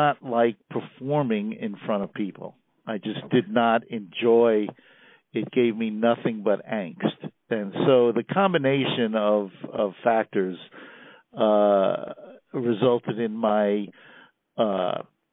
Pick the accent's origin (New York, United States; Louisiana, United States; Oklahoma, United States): New York, United States; New York City; moved away as an adult; now in Columbia, United States; I grew up in Queens, New York, a mere 10 minutes from our outgoing president